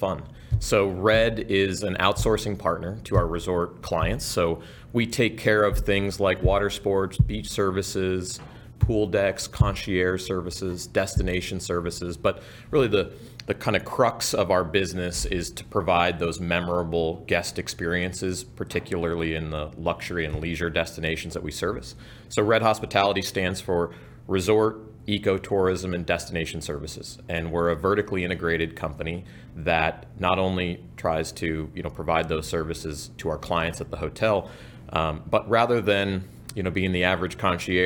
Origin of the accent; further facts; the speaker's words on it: Hawaii, United States; moved away; I grew up in Hawaii